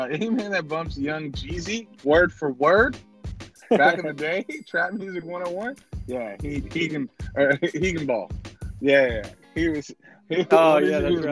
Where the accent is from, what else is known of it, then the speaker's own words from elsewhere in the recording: Texas, United States; I'm from Texas